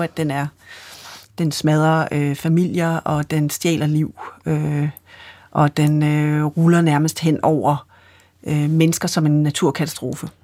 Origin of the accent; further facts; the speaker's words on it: Sønderho, Southern Denmark, Denmark; jeg kommer fra Sønderho på Fanø